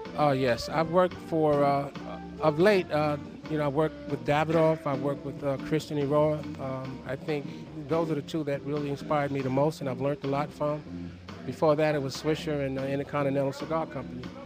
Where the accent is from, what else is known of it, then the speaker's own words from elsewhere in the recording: Costa Rica; I was born in Costa Rica